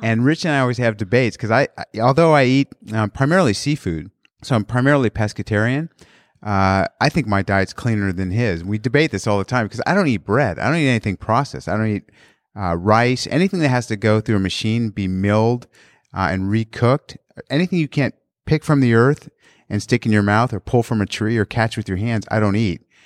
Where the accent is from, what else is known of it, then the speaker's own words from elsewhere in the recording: San Clemente, California, United States; also born or lived in Australia; I grew up in San Clemente